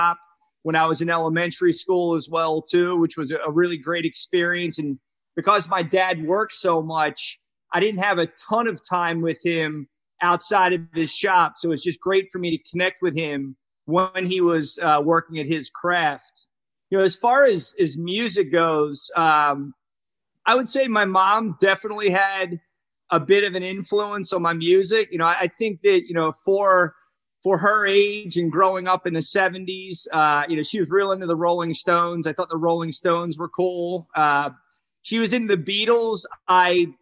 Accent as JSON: {"language": "English", "town": "McKinley", "region": "Pennsylvania", "country": "United States", "tie": "born or raised there", "said": "I grew up in McKinley, which is it's a couple miles away from Jared School, right? Right off of Jenkintown Road is where I lived"}